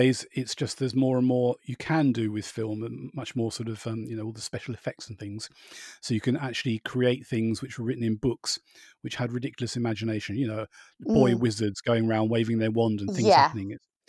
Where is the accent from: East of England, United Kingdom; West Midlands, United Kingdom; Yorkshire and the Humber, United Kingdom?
East of England, United Kingdom; Borehamwood; where I was brought up in Boreham Wood, at the time they had about six film studios.